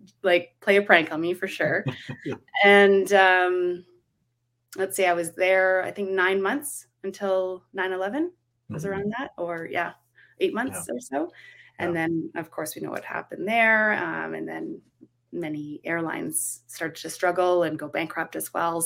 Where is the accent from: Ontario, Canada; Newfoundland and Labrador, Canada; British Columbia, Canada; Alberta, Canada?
Ontario, Canada; Guelph; growing up in Guelph, I was just, it's bigger now, but it was pretty small back then